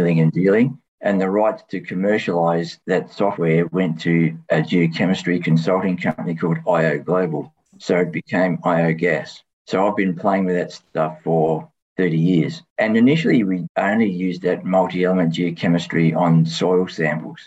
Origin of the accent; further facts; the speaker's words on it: Tasmania, Australia; I grew up in Tasmania and I went to Tas Uni.